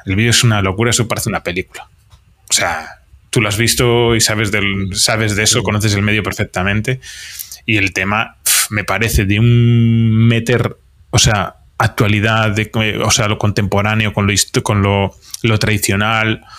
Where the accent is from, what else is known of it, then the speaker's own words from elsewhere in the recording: Vigo, Galicia, Spain; now in Astigarraga, Spain; yo soy del Celta eh, de Vigo toda la vida